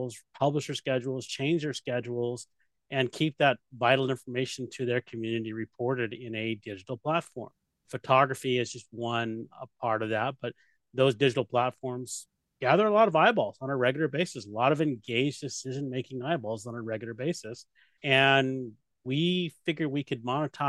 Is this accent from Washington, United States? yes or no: yes; Washington, United States; also born or lived in Key West, Florida / Rota, Spain / Fairbanks, Alaska; my dad retired out here when I was 10, and I started elementary school out here and went through high school out here